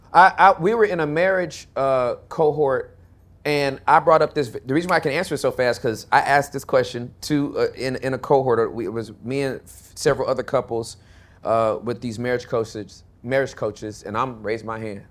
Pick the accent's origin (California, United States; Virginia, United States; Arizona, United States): California, United States; moved away as an adult; now in Texas, United States; I'm from California